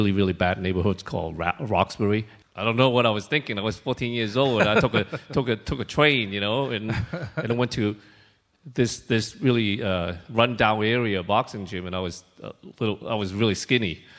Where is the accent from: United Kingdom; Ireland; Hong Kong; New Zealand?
Hong Kong; also born or lived in China; I was born in China, and when I was 2 years old, my father took me to Hong Kong from China because that was before China really opened up. And I was separated with my mom for almost 8 years while I was living in Hong Kong with my father.